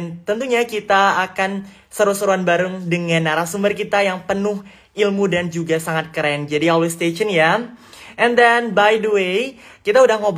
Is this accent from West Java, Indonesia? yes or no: no; Palembang, South Sumatra, Indonesia; now in China; saya dari Palembang dan saat ini saya sedang menempuh pendidikan di Sandong Kejidashe.